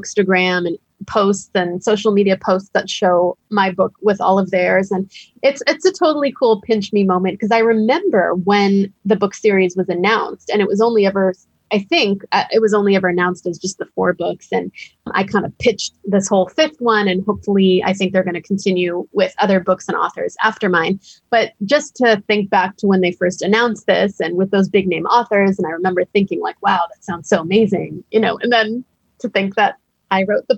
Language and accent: English; United States; I was born years later in the United States